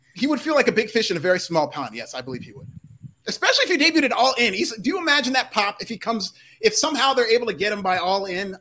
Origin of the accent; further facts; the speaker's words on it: Milwaukee, Wisconsin, United States; I was born in the Midwest. Shout out to Milwaukee, Wisconsin.